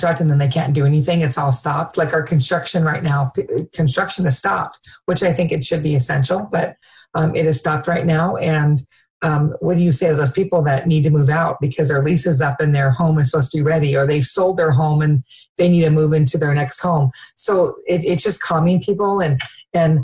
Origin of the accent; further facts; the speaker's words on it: Lacey, Washington, United States; also born or lived in Georgia; I've been in Thurston County since we moved here when I was in sixth grade. My dad moved here. We moved here at Fort Lewis. My dad was Army when I was in third grade. And then we moved down to Lacey when I was in sixth grade. So I've been here. This is home. I was born in Georgia, but this is definitely home